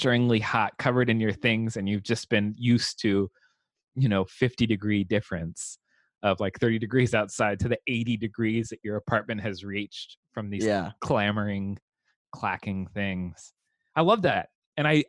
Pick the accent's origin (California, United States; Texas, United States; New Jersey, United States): California, United States; Southern; growing up in Southern California with an 85 degree Christmas